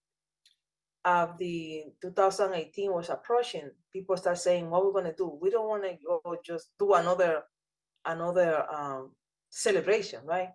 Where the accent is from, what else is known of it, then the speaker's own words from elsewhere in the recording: Dominican Republic; moved away as an adult; also born or lived in Brazil; now in New York City, United States; I was born in the Dominican Republic